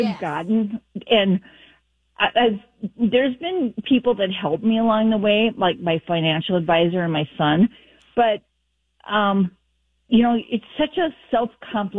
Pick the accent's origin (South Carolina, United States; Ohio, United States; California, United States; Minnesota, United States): Minnesota, United States; Minneapolis; now in northern Minnesota, United States; Born and raised in the Twin Cities